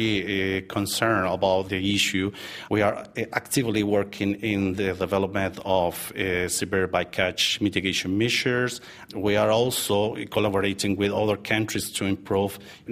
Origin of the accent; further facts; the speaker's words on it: Chile; I'm from Chile